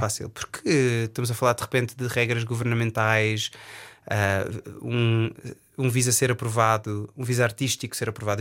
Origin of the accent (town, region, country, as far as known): Portugal; accent: Portuguese; moved away as an adult; also born or lived in England; now in United Kingdom